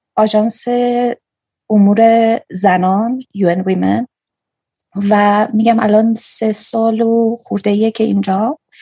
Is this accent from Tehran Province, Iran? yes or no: no; Kerman, Kerman Province, Iran; also born or lived in Bam; now in Afghanistan; من کرمانی هستم